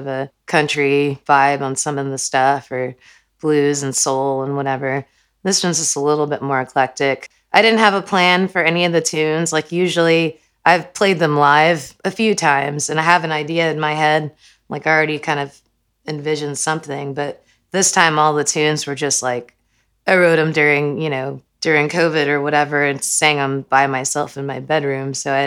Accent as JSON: {"language": "English", "town": "Houston", "region": "Texas", "country": "United States", "tie": "born or raised there", "moved": "as an adult", "lives_now": "Austin, United States", "said": "I was born in Houston, and I moved here"}